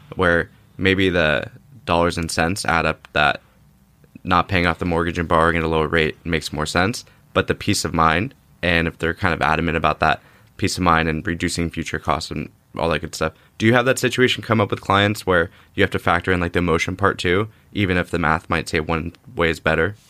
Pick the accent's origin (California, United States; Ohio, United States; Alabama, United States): California, United States; Orange County; I grew up in Orange County area